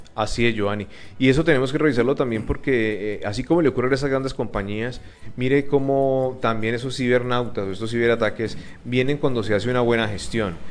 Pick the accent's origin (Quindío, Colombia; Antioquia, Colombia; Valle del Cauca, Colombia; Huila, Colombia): Valle del Cauca, Colombia; Palmira; nuestro municipio